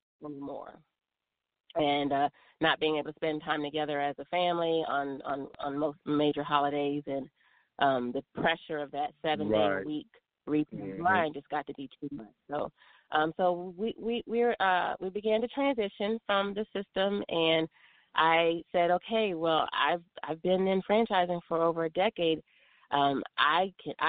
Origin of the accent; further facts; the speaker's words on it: Maryland, United States; moved away as an adult; now in Smyrna, Georgia, United States; I'm originally from the Mid-Atlantic region. I grew up in Maryland